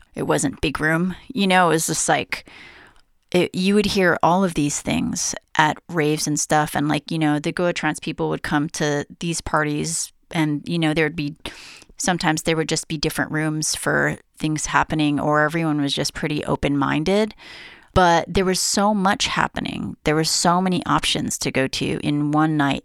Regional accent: Honolulu, Hawaii, United States; also born or lived in San Francisco; now in New York, United States; I grew up in Honolulu, Hawaii

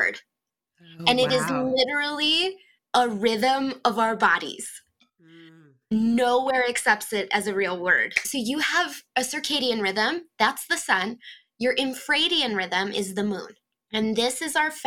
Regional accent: Rosholt, Northeast South Dakota, United States; moved away as an adult; now in Sioux Falls, United States; I'm in Sioux Falls, South Dakota, but I grew up in Northeast South Dakota in a town called Rosalt.

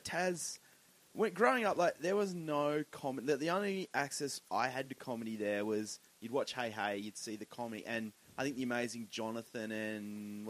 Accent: Tasmania, Australia; moved away as an adult; now in Sydney, Australia; growing up in Tassie

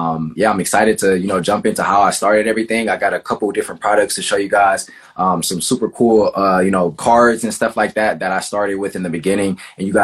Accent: Cleveland, Ohio, United States; I'm from Cleveland, Ohio

